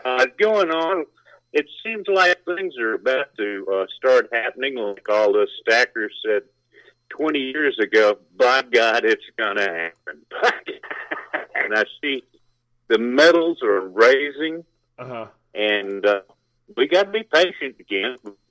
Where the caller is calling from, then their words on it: Alabama, United States; from Alabama.